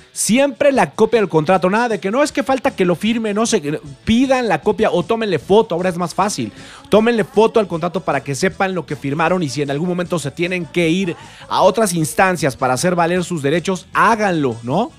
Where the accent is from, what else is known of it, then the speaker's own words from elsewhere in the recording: Mexico; en mi país, La Voz México